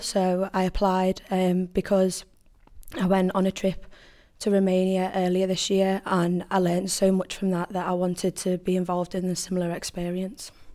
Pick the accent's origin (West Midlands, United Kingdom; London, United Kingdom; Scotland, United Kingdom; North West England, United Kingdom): North West England, United Kingdom; Liverpool; moved away as an adult; now in Stoke-on-Trent, United Kingdom; I'm from Liverpool and I moved to Stoke four years ago to complete my fine art degree at Stafford University